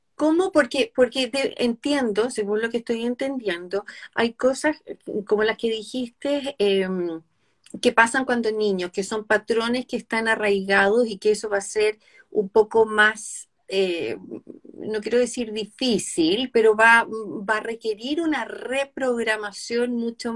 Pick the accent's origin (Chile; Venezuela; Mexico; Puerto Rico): Chile; nosotras dos, que somos chilenas